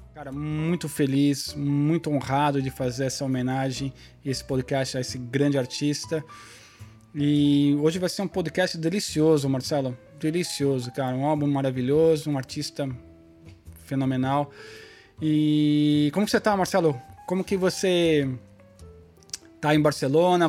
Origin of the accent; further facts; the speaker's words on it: Brazil; como brasileiro